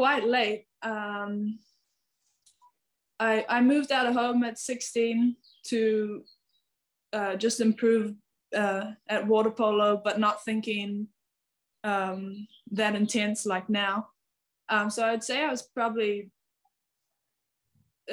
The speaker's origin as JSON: {"language": "English", "country": "New Zealand", "tie": "born or raised there", "moved": "as an adult", "lives_now": "Hungary", "said": "as a Kiwi we are so proud because we're so little and far away"}